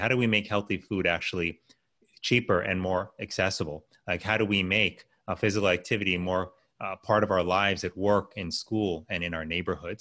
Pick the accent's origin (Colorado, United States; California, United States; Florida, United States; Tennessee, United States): Florida, United States; Miami; I was raised in Miami, Florida.